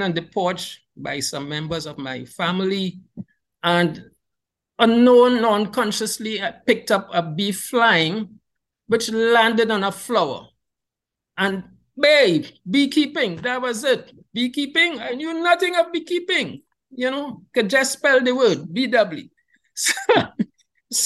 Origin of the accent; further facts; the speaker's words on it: Trinidad & Tobago; now in Tobago, Trinidad and Tobago; I was born in Trinidad